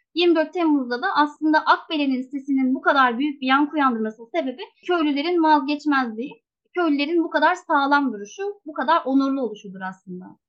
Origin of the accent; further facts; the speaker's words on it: Muğla, Turkey; also born or lived in Denizli; now in İkizköy, Turkey; 2018 senesine kadar köyümüze yakın bir ilçede yaşıyorduk aslında.